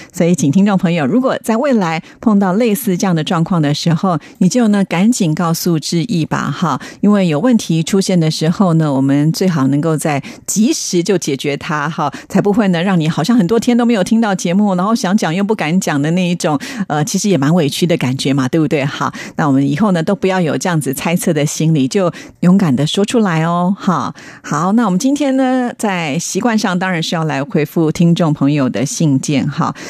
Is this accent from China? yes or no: no; Taiwan; 在台湾呢，我们翻的是毕卡索